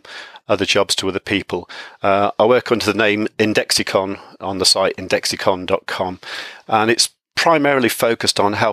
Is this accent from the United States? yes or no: no; United Kingdom; I'm from the UK